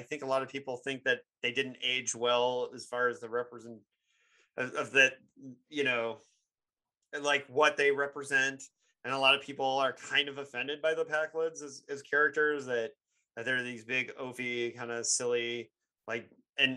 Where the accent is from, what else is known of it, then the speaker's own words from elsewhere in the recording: Bloomington, Indiana, United States; Bloomington, Indiana, which is my hometown